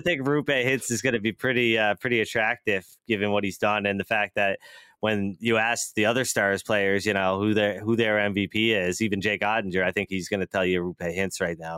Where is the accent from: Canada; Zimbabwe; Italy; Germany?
Canada; Atlantic time zone, Atlantic Canada; somebody who grew up on Atlantic time